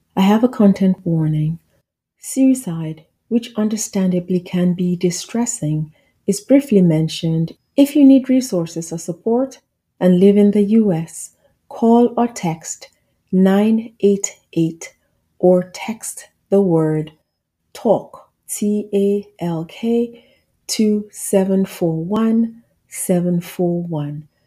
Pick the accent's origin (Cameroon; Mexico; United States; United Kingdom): Cameroon; I'm from Africa, Cameroon specifically